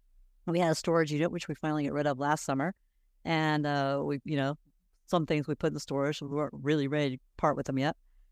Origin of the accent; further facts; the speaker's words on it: South Carolina, United States; moved away as an adult; also born or lived in New Orleans, Louisiana / Pennsylvania; now in Mexico; I lived in Louisiana for 6 years after college. I lived in New Orleans, but I grew up in South Carolina.